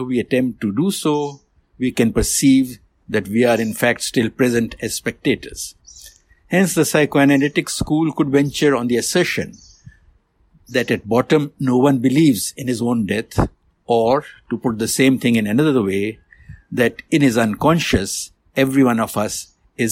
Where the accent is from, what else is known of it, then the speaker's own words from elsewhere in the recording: India; moved away; I was born and raised in India